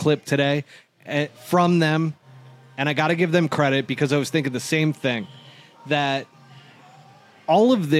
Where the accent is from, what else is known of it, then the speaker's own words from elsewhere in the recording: New York City, New York, United States; I'm a New York guy, folks. I'm from New York City